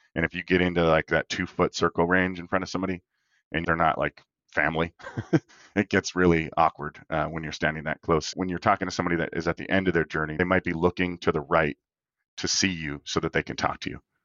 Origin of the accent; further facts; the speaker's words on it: Minot, North Dakota, United States; I grew up in Minot, North Dakota